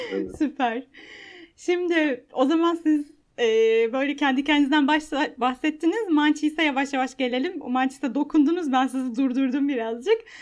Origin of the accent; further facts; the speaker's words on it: Istanbul, Turkey; ben de Maltepe'de yaşadım. Yani e, evlenene Aa. kadar.